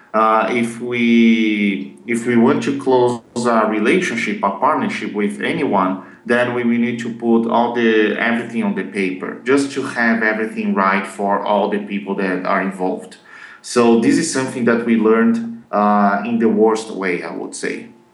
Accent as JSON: {"language": "English", "country": "Brazil", "second_language": "English", "said": "I'm from Brazil"}